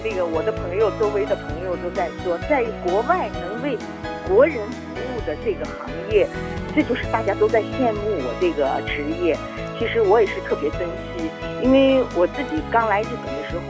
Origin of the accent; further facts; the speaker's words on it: Shanghai, China; moved away as an adult; also born or lived in Nagasaki, Japan; now in Fukuoka, Japan; ，我是来自上海的。